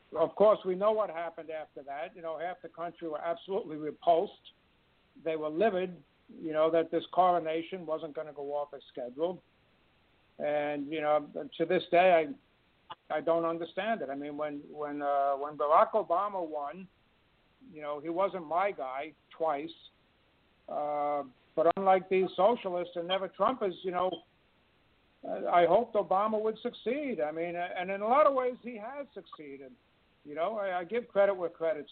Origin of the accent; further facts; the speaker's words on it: New York City, New York, United States; I'm from New York City, in case the accent hasn't given it away.